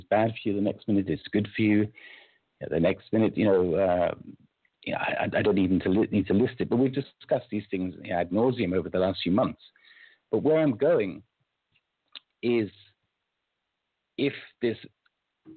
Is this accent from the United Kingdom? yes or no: yes; United Kingdom; I'm British by birth